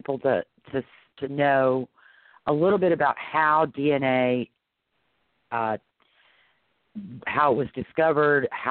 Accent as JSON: {"language": "English", "town": "New Orleans", "region": "Louisiana", "country": "United States", "tie": "born or raised there", "said": "I was raised in New Orleans, so I got my fill of Mardi Gras before I turned 18"}